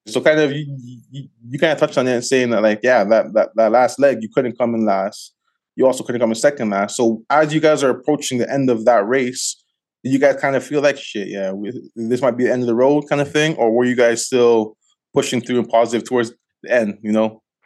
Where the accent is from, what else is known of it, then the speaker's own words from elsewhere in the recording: Toronto, Ontario, Canada; now in Calgary, Canada; I'm originally from Scarborough, from, like I'm from Galloway